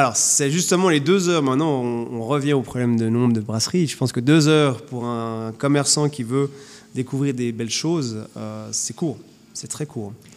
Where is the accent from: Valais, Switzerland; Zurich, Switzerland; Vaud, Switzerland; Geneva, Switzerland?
Geneva, Switzerland; moved away; Je suis genevois